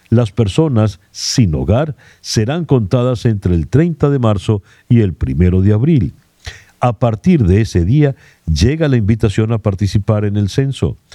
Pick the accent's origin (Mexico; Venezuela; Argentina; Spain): Venezuela; now in United States; Soy venezolano, tengo cuatro años viviendo acá en Estados Unidos.